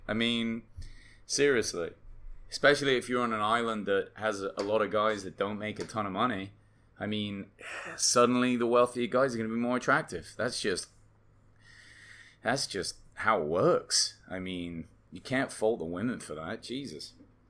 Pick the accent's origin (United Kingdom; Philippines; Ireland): United Kingdom; England; now in United States; I came from England, I'm always like, why is college tuition so much in the United States.